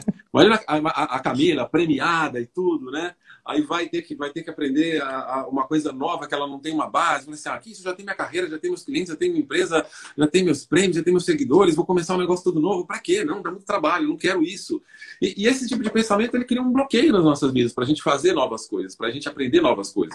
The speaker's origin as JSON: {"language": "Portuguese", "region": "São Paulo", "country": "Brazil", "tie": "born or raised there", "said": "eu nasci na periferia de São Paulo"}